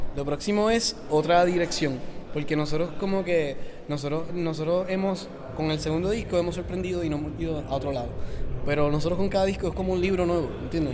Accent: Puerto Rico; soy de Puerto Rico

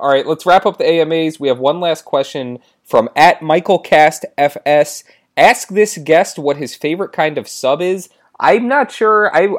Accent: New York City, New York, United States; We have a bagel sandwich because we're from New York.

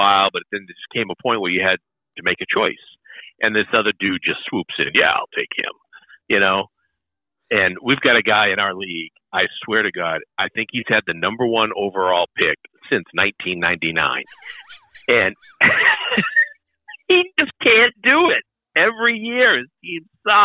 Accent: New Hampshire, United States; I grew up in New Hampshire

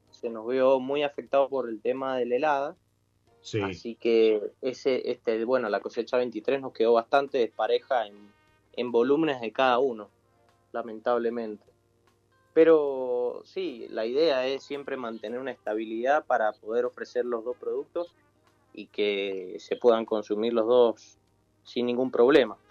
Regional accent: Argentina; nosotros como argentinos

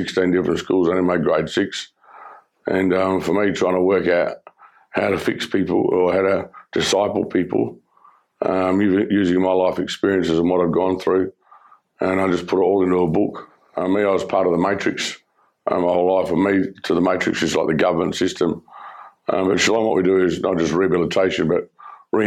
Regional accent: Perth, Western Australia, Australia; I grew up in Perth.

